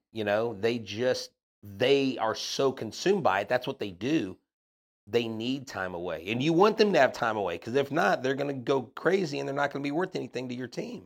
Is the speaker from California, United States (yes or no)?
no; Crosby, Texas, United States; also born or lived in Melbourne, Florida; grew up on the north, north, uh, northeast side of town, you know, Harris County, and, uh, Crosby